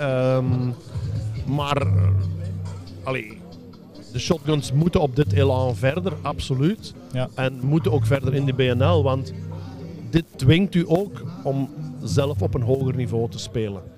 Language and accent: Dutch; Belgium; moved away as an adult; also born or lived in Germany; Ik ben tien jaar uit België weg geweest. Eh, en toen ik in 2009 vertrok naar Duitsland